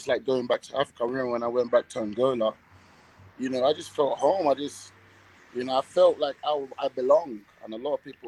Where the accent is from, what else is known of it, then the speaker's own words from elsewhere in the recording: London, United Kingdom; moved away as an adult; also born or lived in Dominican Republic; now in Colombia; we're from London, England